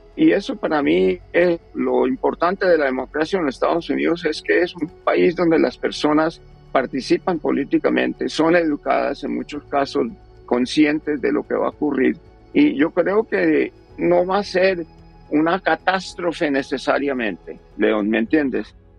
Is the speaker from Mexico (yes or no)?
no; Colombia; now in United States; yo soy colombiano